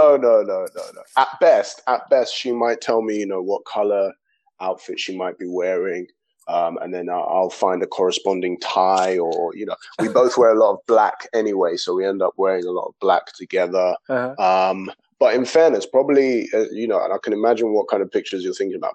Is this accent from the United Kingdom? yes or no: yes; London, United Kingdom; I grew up in Islington, just down the road from Arsenal Stadium.